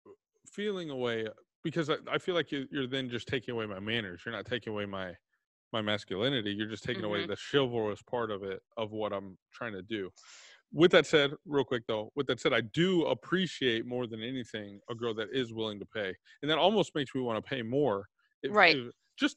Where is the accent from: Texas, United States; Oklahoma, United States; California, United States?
Texas, United States; I'm from Texas